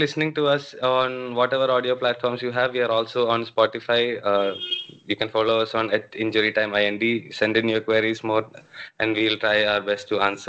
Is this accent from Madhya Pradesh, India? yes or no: no; Kozhikode, Kerala, India; I'm from Kerala, Calicut